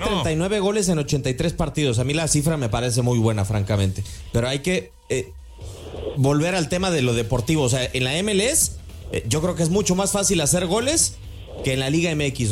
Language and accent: Spanish; Mexico; como mexicano